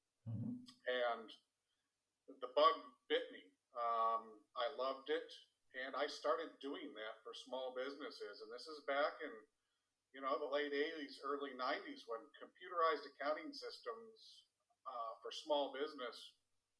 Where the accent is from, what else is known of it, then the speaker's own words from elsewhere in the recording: Southern California, United States; I was growing up in Southern California